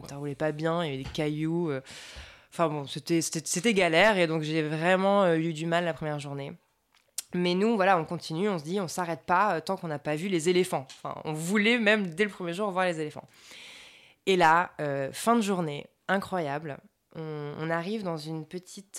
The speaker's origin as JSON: {"language": "French", "country": "France", "moved": "yes", "said": "entre nous, en France"}